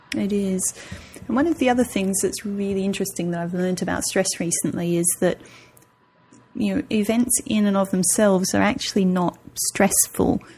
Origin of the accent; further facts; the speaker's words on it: Australia; moved away as an adult; I, am nearly nine years out of Australia now